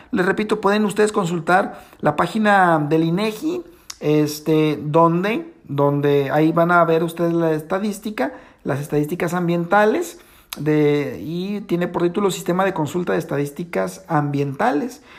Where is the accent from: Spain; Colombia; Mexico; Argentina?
Mexico; nosotros como mexicanos